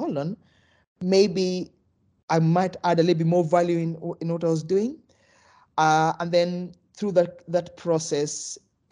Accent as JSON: {"language": "English", "country": "Kenya", "tie": "born or raised there", "moved": "yes", "said": "originally I'm from Kenya, so when I grew up, we almost play football through experiment"}